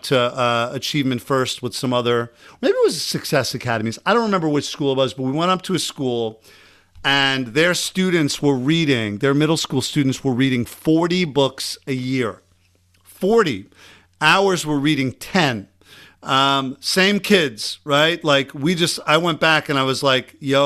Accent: Long Island, New York, United States; accent: Long Island; My Long Island accent just came out

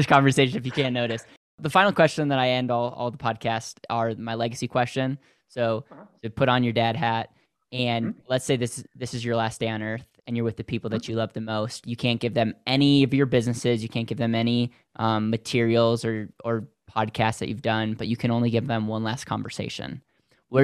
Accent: Wisconsin, United States; moved away; I'm originally from Wisconsin.

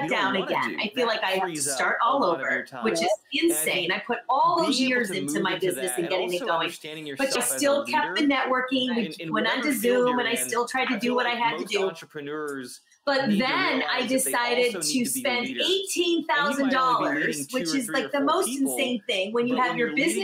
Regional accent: Michigan, United States; moved away as an adult; also born or lived in Los Angeles; now in New York, United States; I'm originally from Michigan and I lived in LA for 17 years and then I'm here now

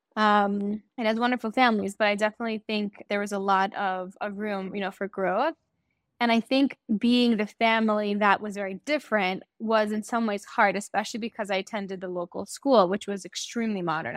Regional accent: Great Neck, New York, United States; moved away as an adult; also born or lived in West Hempstead, New York; now in Israel; So I originally grew up in Great Neck in New York. And when I was in high school, my family moved to West Hempstead. And I lived there until I made Aliyah

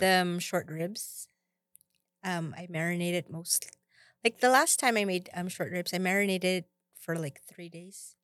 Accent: Philippines; moved away; I came from the Philippines

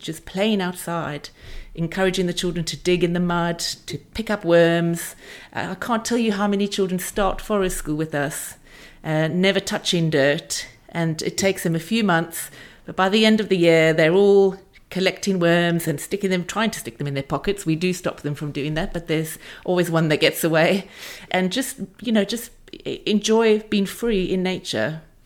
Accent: South Africa; moved away as an adult; also born or lived in Aspen, Colorado; now in England; I grew up in South Africa

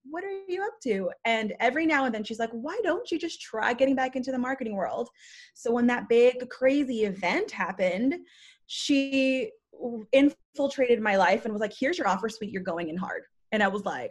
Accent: Guam; moved away; also born or lived in Philippines / Las Vegas, Nevada; born in the Philippines, raised in Guam, moved to Vegas

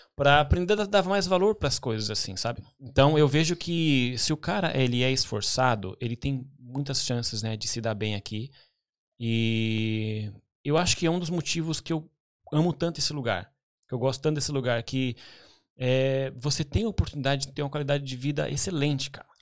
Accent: Pinhais, Paraná, Brazil; also born or lived in Curitiba; now in London, United Kingdom; eu nasci em Curitiba, né? Nasci no hospital em Curitiba, mas a minha família, né, a gente morou sempre em Pinhais

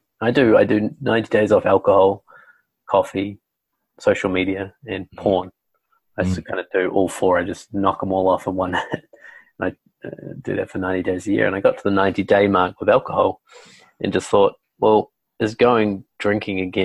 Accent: New Zealand; I'm from New Zealand, so we have a lot of good wine down here. So I was brought up drinking wine

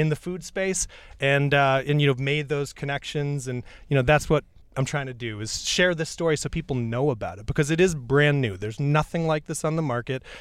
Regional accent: New York, United States; I grew up in New York State and I grew up next to a farm

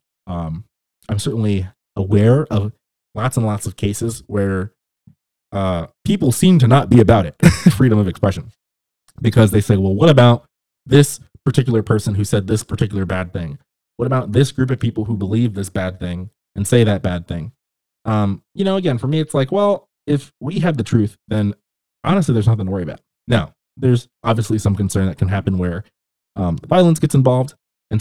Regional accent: Southern California, United States; where I grew up in Southern California

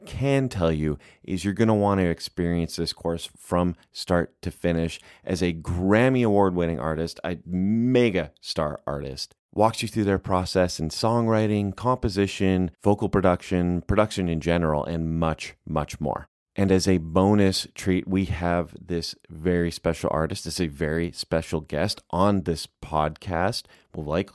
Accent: Canada; now in California, United States; growing up in Canada

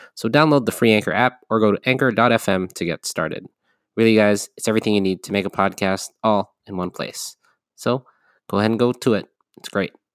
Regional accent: California, United States; my home state of California

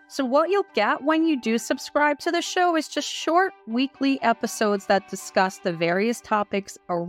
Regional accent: United States; And I'm American.

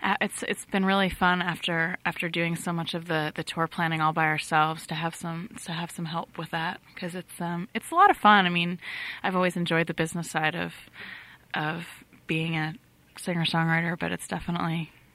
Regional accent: Fairfield, Connecticut, United States; also born or lived in San Francisco area; now in San Francisco, United States; I grew up here in Fairfield, Connecticut

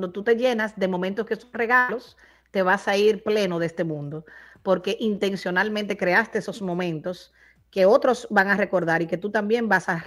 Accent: Dominican Republic; now in Miami, United States; Mira, como yo vivo en Miami, pero como dominicana voy como una vez al trimestre

